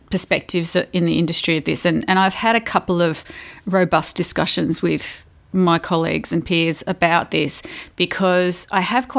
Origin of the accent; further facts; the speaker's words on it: Victoria, Australia; accent: Victorian; now in Adelaide, Australia; I'm from Victoria, dude.